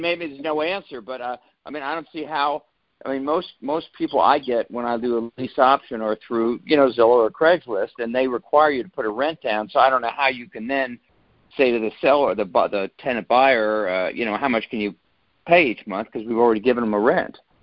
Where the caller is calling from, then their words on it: Cincinnati, Ohio, United States; I'm calling from Cincinnati, Ohio